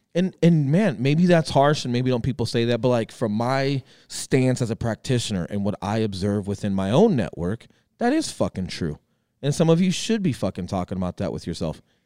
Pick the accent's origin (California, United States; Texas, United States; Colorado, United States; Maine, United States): Colorado, United States; moved away as an adult; I come back from the Marine Corps and some government work, and, and I'm coming back to Colorado